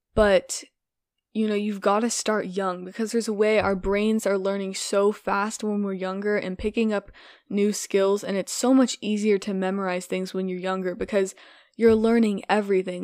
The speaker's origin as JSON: {"language": "English", "country": "United States", "first_language": "English", "said": "as a native English speaker and as an American"}